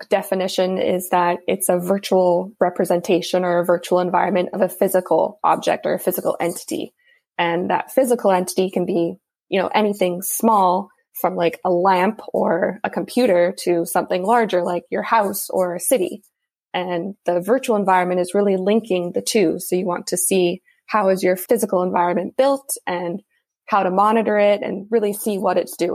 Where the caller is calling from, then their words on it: Vancouver, British Columbia, Canada; I'm joining you from Vancouver, BC, in Canada.